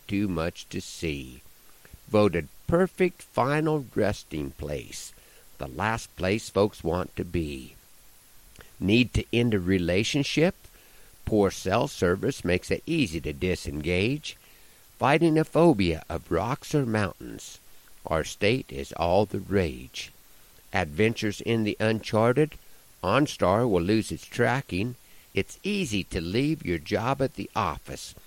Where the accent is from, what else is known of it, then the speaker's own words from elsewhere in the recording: Nebraska, United States; my home state of Nebraska